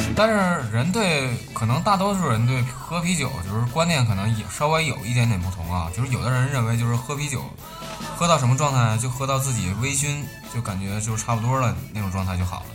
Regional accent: Northeast China, China; 就是像我们在东北来说，就是夏天的时候，我们的撸串是必备的大排档

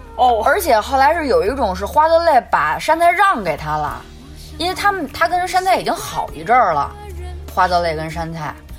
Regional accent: Beijing, China; accent: Beijing accent; 北京，我们的北京腔儿

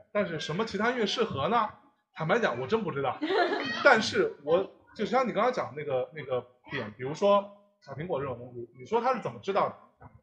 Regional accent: Jiangsu, China; 因为我是江苏人嘛

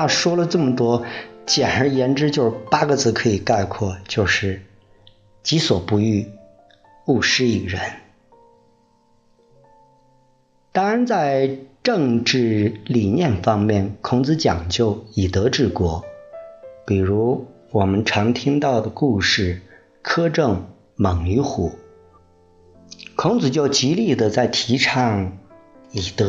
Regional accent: China; 也就是那会儿吧，基本上奠定了我们中国人的文化基因底色。

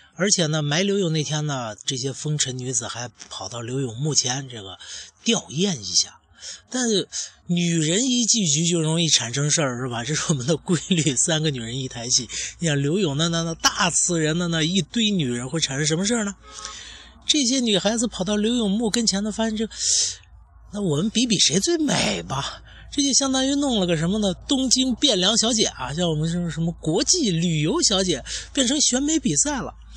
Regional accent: China; 我们中国人

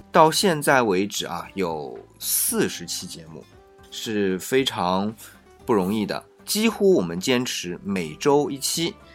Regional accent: China; 我们作为中国人

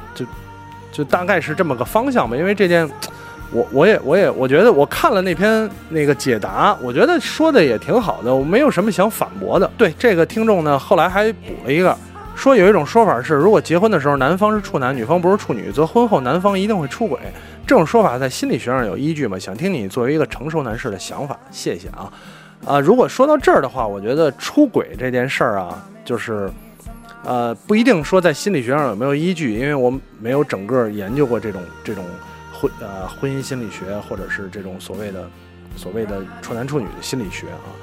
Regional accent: Beijing, China; 我是一个北京人，我天生就有北京户口

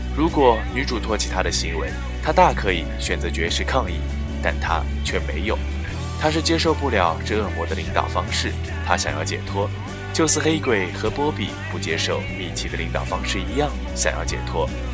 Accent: China; 我们中国人

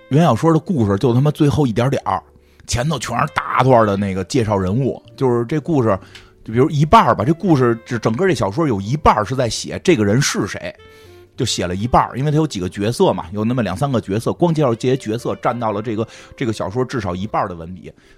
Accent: Beijing, China; 北京人儿，北京人儿，老北京啊，老北京

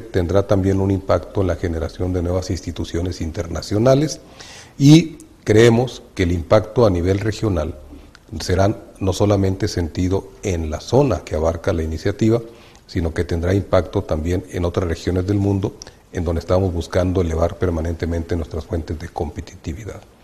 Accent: Mexico; moved away as an adult; now in Beijing, China; jugamos como país latinoamericano de corazón, de tradición, de historia

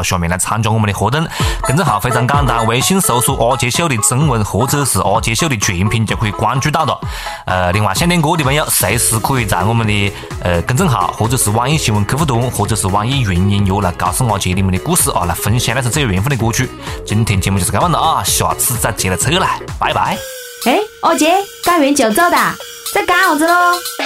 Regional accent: Changsha, Hunan, China; accent: Changsha dialect; 由此也再次说明我们长沙话非常非常有味啊！

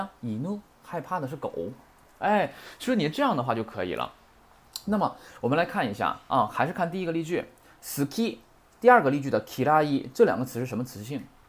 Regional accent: China; 他的这个说话跟我们中国人这块儿啊说这句这种话的时候，是跟跟我们中文是完全不同的。

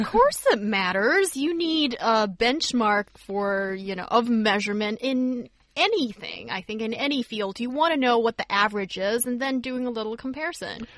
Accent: Beijing, China; as a northerner and growing growing up in Beijing

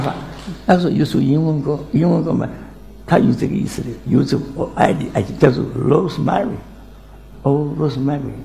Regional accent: Nancheng, Jiangxi, China; moved away; 今年九十二岁，江西南城人

